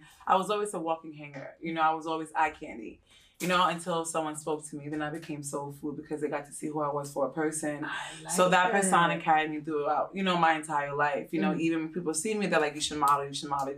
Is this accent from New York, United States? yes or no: yes; Long Island, New York, United States; moved away as an adult; now in Tampa, United States; I'm originally born and raised in Long Island, New York